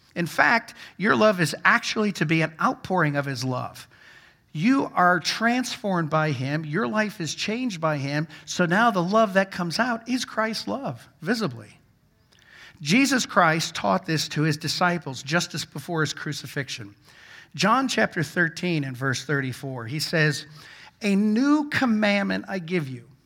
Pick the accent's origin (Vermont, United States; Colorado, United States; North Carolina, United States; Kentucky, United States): Vermont, United States; I grew up in Vermont